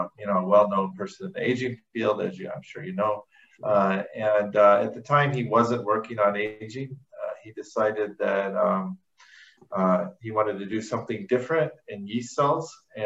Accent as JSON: {"language": "English", "town": "Louisville", "region": "Kentucky", "country": "United States", "tie": "born or raised there", "said": "I was born in Louisville, Kentucky, and grew up in suburban Louisville, and I've been gone long enough that I've lost my southern accent, but I promise you that's where I come from."}